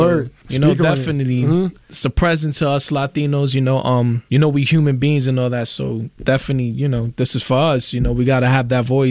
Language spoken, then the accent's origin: English; New York City, New York, United States; I'm from Brooklyn, Brownsville, New York City